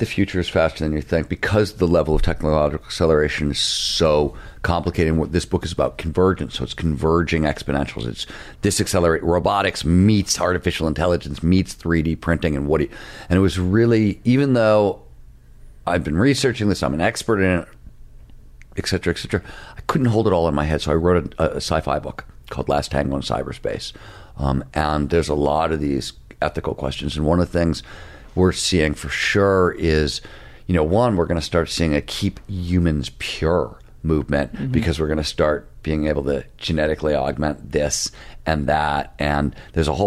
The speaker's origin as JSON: {"language": "English", "region": "Midwest", "country": "United States", "said": "I come from the Midwest."}